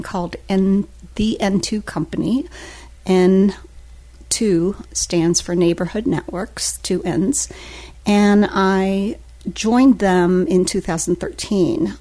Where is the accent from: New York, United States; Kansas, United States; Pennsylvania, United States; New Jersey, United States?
Kansas, United States; Newton; moved away as an adult; now in Daytona Beach, United States; it was central Kansas, a little town called Newton, which is about 30 minutes outside of Wichita